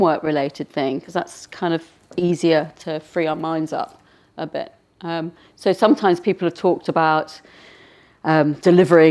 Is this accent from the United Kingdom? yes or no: yes; United Kingdom; being a Brit